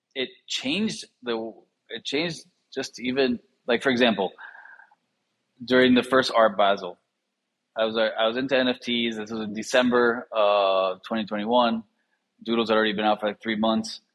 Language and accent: English; Miami, Florida, United States; I grew up in Miami